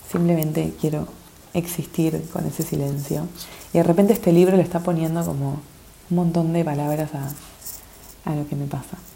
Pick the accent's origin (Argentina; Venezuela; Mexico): Argentina; now in -; me estoy preparando el corazón para ir a, mi país natal, para ir para Argentina unos meses